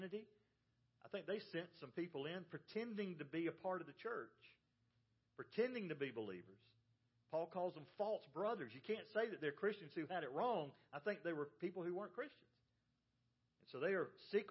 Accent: the South, United States; I grew up in the South

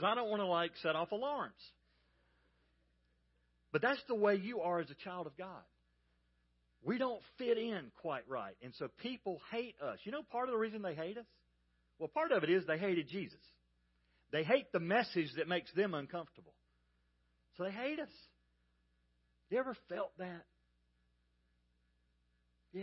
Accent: Georgia, United States; I grew up in Georgia

